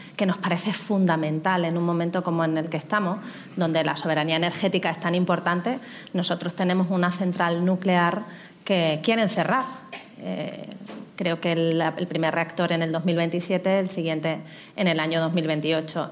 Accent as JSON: {"language": "Spanish", "region": "Extremadura", "country": "Spain", "said": "venía a cambiar Extremadura, por encima de cualquier cosa. Yo venía a transformar mi tierra"}